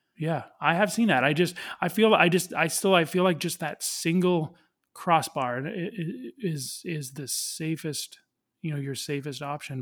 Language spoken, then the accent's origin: English; Canada; I'm Canadian